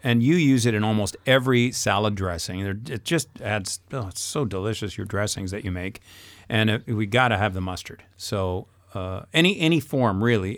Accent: England, United Kingdom; moved away as an adult; now in France; I'm English

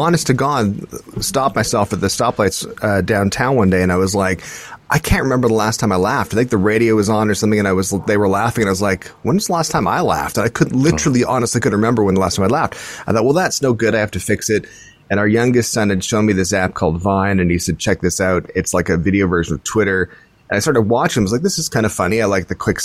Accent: Scotland, United Kingdom; we're Scottish

